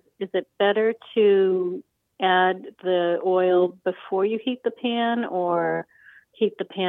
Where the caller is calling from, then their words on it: Warwick, Rhode Island, United States; I'm calling from Warwick, Rhode Island.